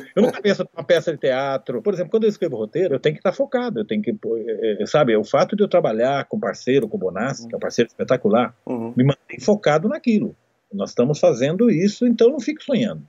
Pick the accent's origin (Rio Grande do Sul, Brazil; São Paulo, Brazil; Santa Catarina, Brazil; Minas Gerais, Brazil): São Paulo, Brazil; Amparo; Amparo, que é a minha cidade natal.